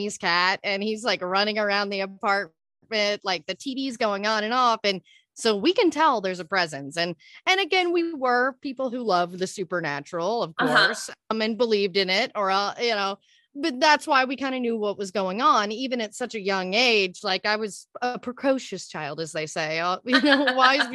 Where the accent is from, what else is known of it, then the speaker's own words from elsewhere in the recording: Texas, United States; moved away as an adult; now in Los Angeles, United States; I'm originally from Texas. I was out there for most of my life till I was like 25, moved